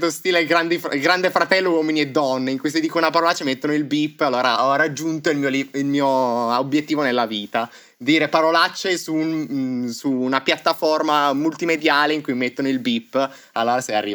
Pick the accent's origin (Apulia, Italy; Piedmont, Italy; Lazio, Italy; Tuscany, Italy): Piedmont, Italy; Turin; moved away as an adult; now in Berlin, Germany; sono un ragazzo di 24 anni di Torino Adesso abito però a Berlino, trapiantato